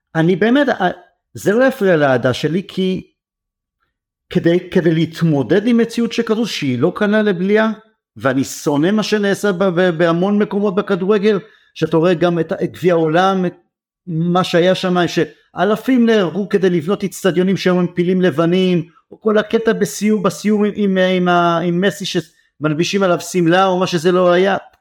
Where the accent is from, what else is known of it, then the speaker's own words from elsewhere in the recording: Israel; אנחנו ישראלים